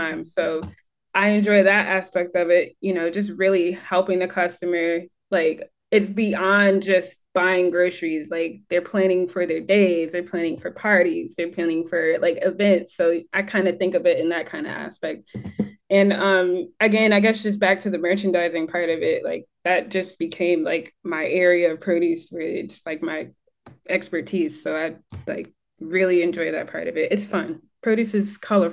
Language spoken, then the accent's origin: English; Michigan, United States; accent: American; moved away as an adult; also born or lived in North Carolina; now in Bermuda; I'm from Michigan